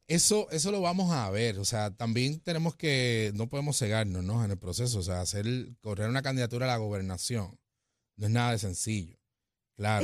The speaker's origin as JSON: {"language": "Spanish", "country": "Puerto Rico", "said": "Como puertorriqueños"}